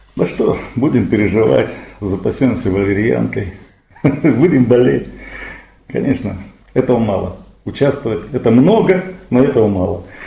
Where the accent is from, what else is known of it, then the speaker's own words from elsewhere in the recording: Krasnodar Krai, Russia; мы кубанцы